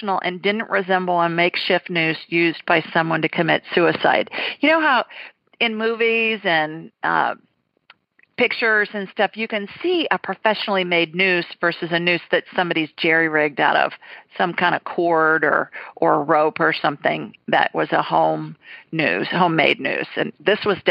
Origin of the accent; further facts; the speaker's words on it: Ohio, United States; now in Deep South, United States; I'm a Buckeye